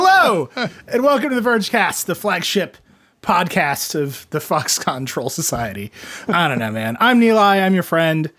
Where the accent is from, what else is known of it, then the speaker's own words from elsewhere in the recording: Racine, Wisconsin, United States; my hometown of Racine in Mount Pleasant, Wisconsin.